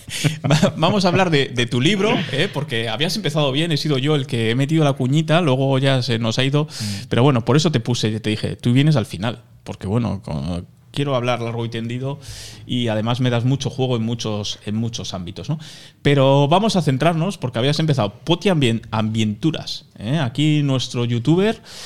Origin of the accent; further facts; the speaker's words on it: Irun, Basque Country, Spain; yo soy de Irún, tenemos el aeropuerto en Fuente Fuenterrabía